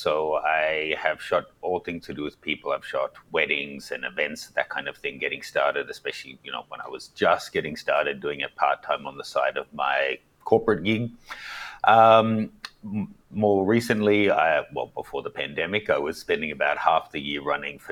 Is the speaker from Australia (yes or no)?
yes; Australia; moved away as an adult; also born or lived in New York, United States; now in Hong Kong; growing up in Australia